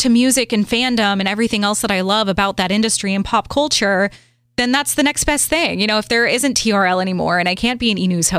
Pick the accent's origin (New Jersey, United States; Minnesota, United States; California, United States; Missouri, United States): Missouri, United States; St. Louis; moved away as an adult; also born or lived in Los Angeles / Miami; in my hometown of St. Louis